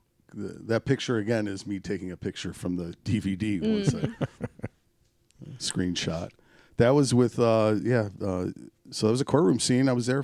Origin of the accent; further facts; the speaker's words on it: Oak Park, Michigan, United States; In Oak Park, I grew up in Oak Park, born and raised. I grew up between 8 and 9 miles off of Coolidge.